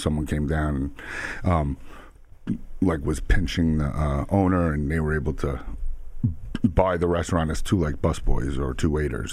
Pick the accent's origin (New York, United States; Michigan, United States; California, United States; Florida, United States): New York, United States; Suffolk County, Long Island; also born or lived in Queens, New York; I grew up out east in Suffolk and in Queens